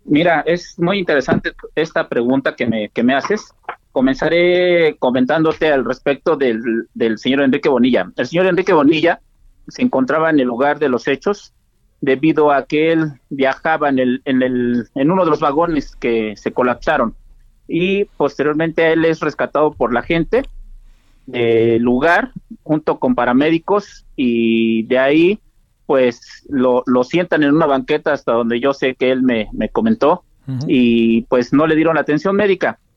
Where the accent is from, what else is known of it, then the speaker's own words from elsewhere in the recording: Mexico; como mexicanos